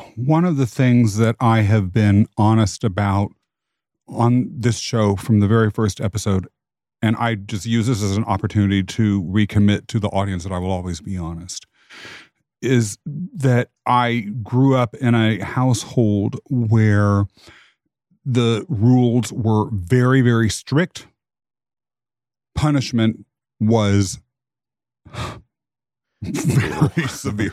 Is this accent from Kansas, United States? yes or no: yes; Kansas, United States; I was raised in Kansas